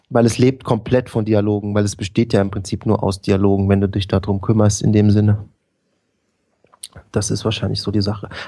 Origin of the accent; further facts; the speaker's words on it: Bavaria, Germany; immer als, als Bayer ja, wenn man das dann auf Deutsch spielen muss